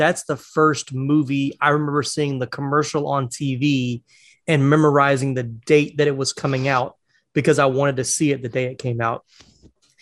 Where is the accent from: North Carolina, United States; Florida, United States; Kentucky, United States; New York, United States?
North Carolina, United States; also born or lived in Jacksonville; now in Atlanta, United States; I was born in North Carolina.